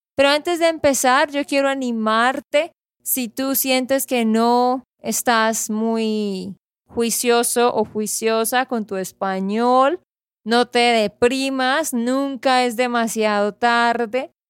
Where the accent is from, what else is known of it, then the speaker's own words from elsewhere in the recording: Santander, Colombia; de Santander, Colombia